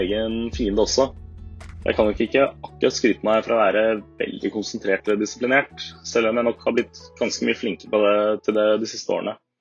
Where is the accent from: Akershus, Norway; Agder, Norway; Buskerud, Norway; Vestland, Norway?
Akershus, Norway; Asker; moved away as an adult; now in Bergen, Norway; Jeg kommer fra Asker utenfor Oslo